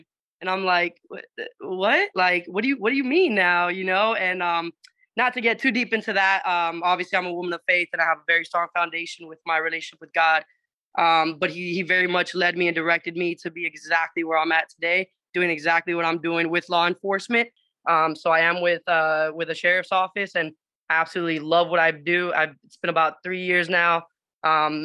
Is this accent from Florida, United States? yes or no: yes; Miami, Florida, United States; moved away as an adult; I'm actually originating from Miami. My like I said, my entire background is Puerto Rican, family's Puerto Rican, but mom said, you know, I was going to be born here for some weird reason. So she came over here, had my sister and myself. So we grew up from down here.